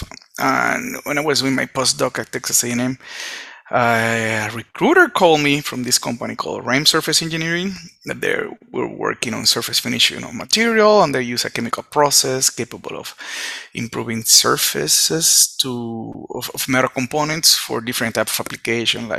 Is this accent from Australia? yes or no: no; Puerto Rico; I was born in Puerto Rico. Come from Puerto Rico